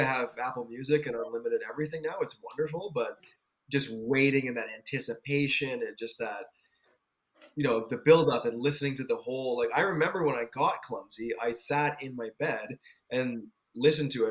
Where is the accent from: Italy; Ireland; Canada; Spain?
Canada; because of our age and being Canadian